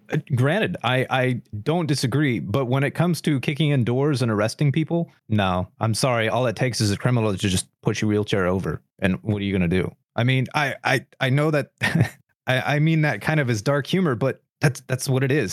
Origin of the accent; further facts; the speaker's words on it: United States; as an American